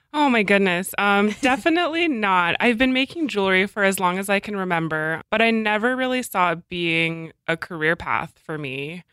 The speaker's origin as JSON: {"language": "English", "region": "Alaska", "country": "United States", "tie": "born or raised there", "also_born_or_lived": "Portland / France", "moved": "yes", "lives_now": "Seattle, United States", "said": "I grew up in Alaska, and I didn't really want to move back there, so I moved to Portland"}